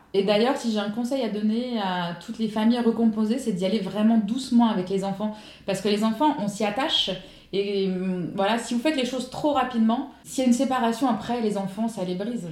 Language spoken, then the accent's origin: French; Ardennes, Grand Est, France; moved away as an adult; now in Saint-Laurent-du-Var, France; je suis originaire des Ardennes, dans le nord-est de la France, et je vis sur la côte d'Azur depuis 10 ans